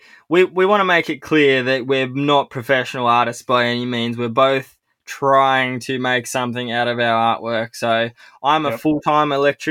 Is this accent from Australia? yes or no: yes; Tasmania, Australia; I'm an illustrator from Tasmania